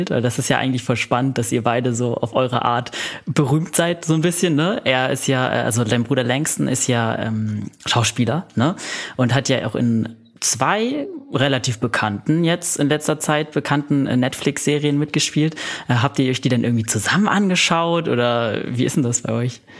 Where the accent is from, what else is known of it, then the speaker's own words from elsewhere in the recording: Berlin, Germany; ich bin ja auch in Berlin groß geworden